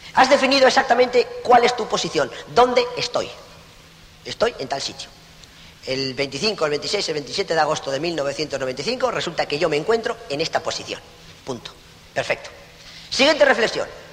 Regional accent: Spain

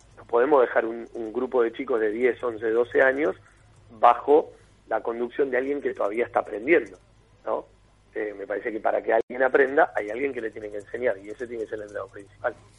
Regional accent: Mar del Plata, Buenos Aires Province, Argentina; Juan y yo somos de Mar del Plata

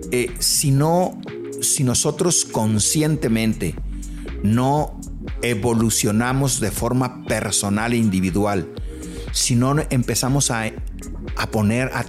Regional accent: Los Mochis, Sinaloa, Mexico; Soy de los Mochis y Guadalajara hace muchos años, como 25, 30 años, me abrió las puertas

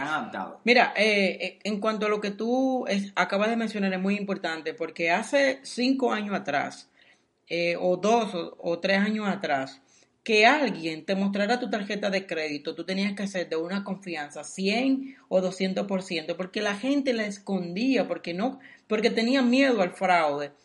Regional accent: Dominican Republic; moved away; soy dominicano

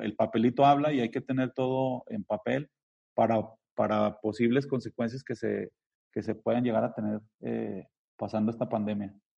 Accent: Zacatecas, Mexico; Somos zacatecanos

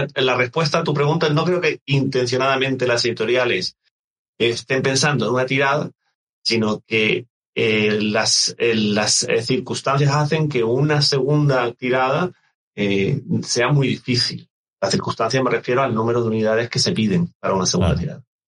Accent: Canary Islands, Spain; yo soy canario

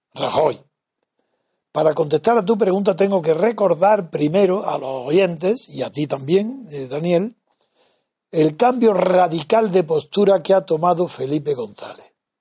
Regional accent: Órgiva, Andalusia, Spain; mi pueblo Orgiva

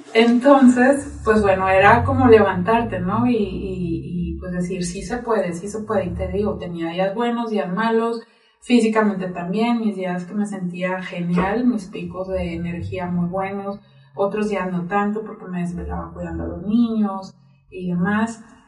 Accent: Nogales, Sonora, Mexico; now in Zacatecas, Mexico; yo soy de Sonora, de Nogales, Sonora, orgullosamente sonorense, de la frontera

